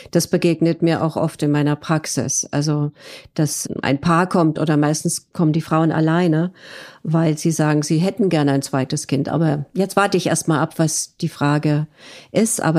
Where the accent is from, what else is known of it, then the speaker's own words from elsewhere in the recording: Bavaria, Germany; grüß Gott, ich komme ja aus Bayern. Und da sagen wir ja